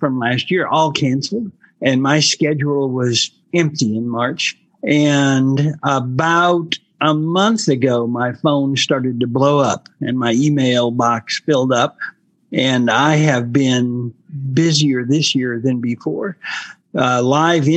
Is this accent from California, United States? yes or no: no; Griffith, Indiana, United States; moved away as an adult; also born or lived in Chicago; now in Dallas, United States; it was filmed in my hometown.